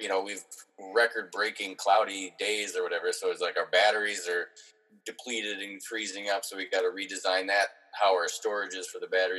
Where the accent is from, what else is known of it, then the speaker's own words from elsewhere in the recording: Minneapolis, Minnesota, United States; also born or lived in Andover, Minnesota; I was born in Minneapolis, and then we lived for a few years out in in uh, Andover, which is north of the city by about thirty minutes